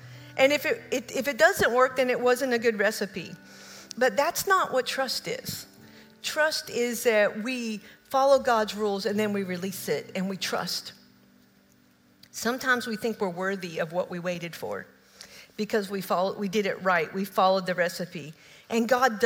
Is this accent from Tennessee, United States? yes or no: yes; Oak Ridge, Tennessee, United States; moved away; also born or lived in Kentucky; I grew up in Oak Ridge